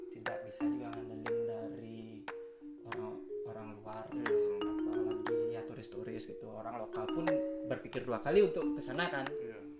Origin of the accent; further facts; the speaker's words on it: Denpasar, Bali, Indonesia; Saya 23 tahun, asal dari Denpasar.